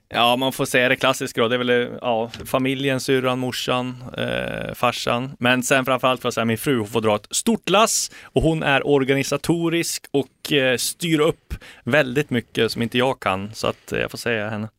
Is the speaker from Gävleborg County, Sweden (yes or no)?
yes; Bergsjö, Gävleborg County, Sweden; moved away as an adult; also born or lived in Sundsvall; now in Stockholm, Sweden; Bergsjö i Hälsingland där jag är uppvuxen eh, och sen flyttade vi till Sundsvall när jag var 14